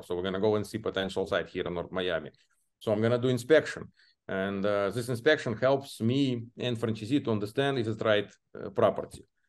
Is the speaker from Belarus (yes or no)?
yes; Belarus; English is a second language; moved away as an adult; now in United States; my home country, Belarus